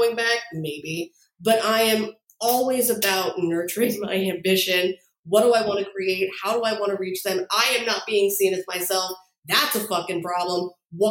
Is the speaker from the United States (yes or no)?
yes; 10 minutes outside of New York City, New Jersey, United States; I was born 10 minutes outside of New York City